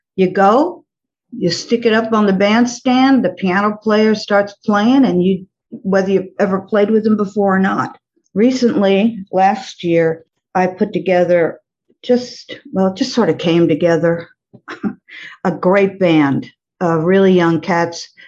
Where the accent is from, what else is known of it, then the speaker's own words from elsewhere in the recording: New York, United States; moved away as an adult; also born or lived in Florida; now in New Orleans, United States; grew up in New York.